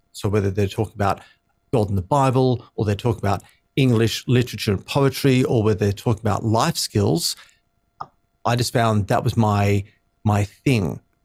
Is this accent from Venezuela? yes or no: no; Sydney, New South Wales, Australia; I grew up in Sydney, so, uh, Aussie born and bred